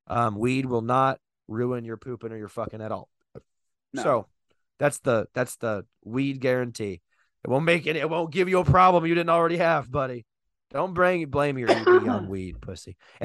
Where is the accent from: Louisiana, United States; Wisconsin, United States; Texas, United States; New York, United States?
Texas, United States; I think My home state in Texas, this Lou.